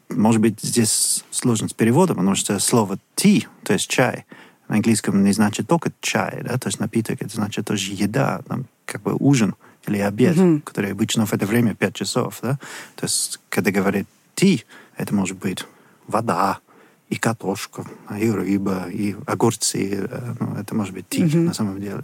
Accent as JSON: {"language": "Russian", "town": "Bristol", "region": "South West England", "country": "United Kingdom", "tie": "born or raised there", "second_language": "Russian", "moved": "yes", "said": "в Бристоле, ну, мой родной город"}